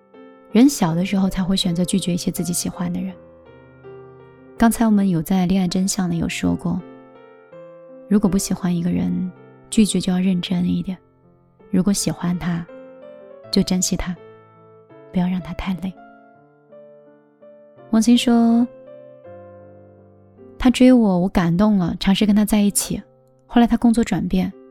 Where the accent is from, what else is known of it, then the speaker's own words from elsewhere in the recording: Hangzhou, Zhejiang, China; 嗯，就是杭州的。